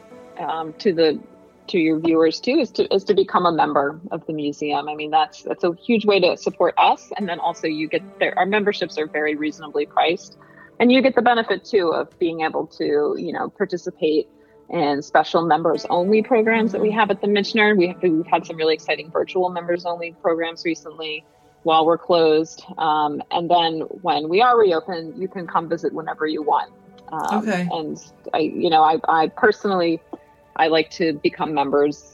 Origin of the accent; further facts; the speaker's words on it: Chadds Ford, Delaware County, Pennsylvania, United States; I grew up in the area. I grew up in Chatsford, actually, in Delaware County